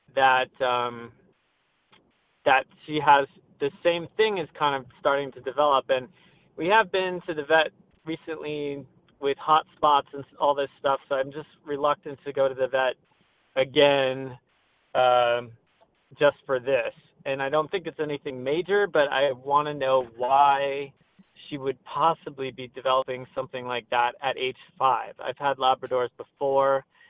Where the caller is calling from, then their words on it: Newport Beach, California, United States; I'm calling from Newport Beach, California